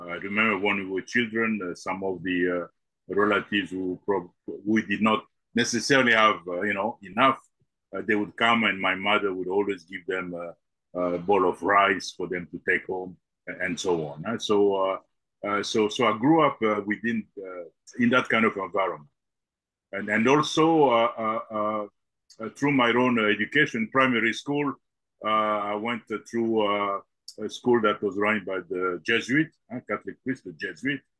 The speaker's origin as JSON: {"language": "English", "country": "DR Congo", "tie": "born or raised there", "also_born_or_lived": "Belgium", "said": "I was born in the Congo and uh, and so I grew up both in Congo and in Belgium, uh, back and forth."}